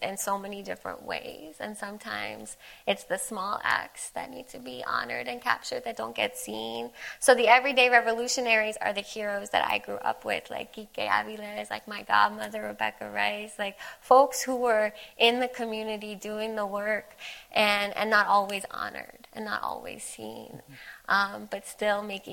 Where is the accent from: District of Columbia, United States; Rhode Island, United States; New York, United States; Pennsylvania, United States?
District of Columbia, United States; Washington; moved away; I grew up in Mount Pleasant. I was 9 years old